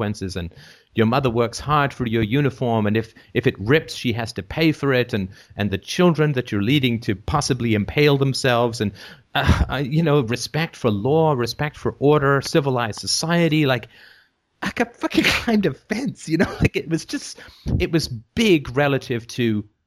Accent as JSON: {"language": "English", "region": "England", "country": "United Kingdom", "tie": "born or raised there", "said": "growing up in England"}